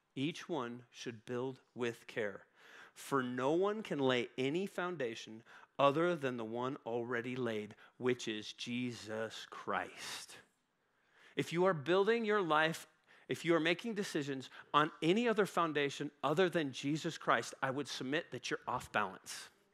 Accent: Woodland Park, Colorado, United States; I grew up in Woodland Park, um, which is just north of Colorado Springs

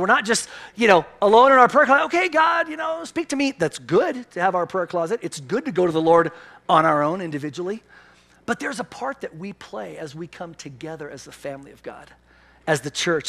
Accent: Pennsylvania, United States; moved away; I'm from Pennsylvania

